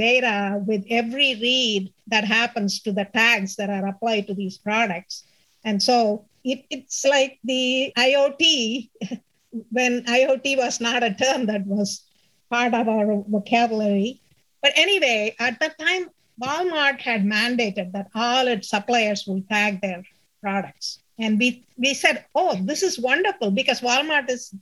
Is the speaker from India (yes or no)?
yes; India; first language Tamil; English is a second language; moved away as an adult; my alumni association, trying to make it better for our engineering college back in India